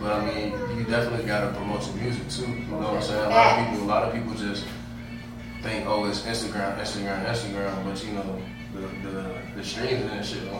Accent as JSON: {"language": "English", "country": "United States", "tie": "born or raised there", "also_born_or_lived": "Tampa / Atlanta", "moved": "yes", "said": "So I was born in Atlanta City, you feel me? So that's originally where I'm from."}